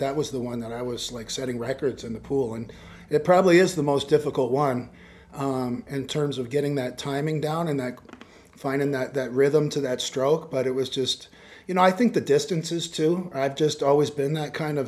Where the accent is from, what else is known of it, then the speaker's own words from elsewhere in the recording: Canada; you're Canadian